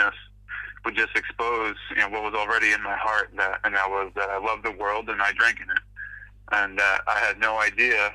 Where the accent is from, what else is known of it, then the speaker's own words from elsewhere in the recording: Falmouth, Massachusetts, United States; I grew up in Falmouth, Massachusetts. It's a little town on Cape Cod, on the east coast of Massachusetts